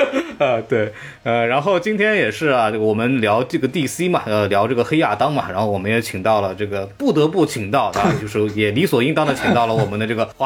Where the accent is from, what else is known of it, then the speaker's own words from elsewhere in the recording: China; 这样，我们中国人民就能看到，我们不是不愿意引进，只是你们质量不过关。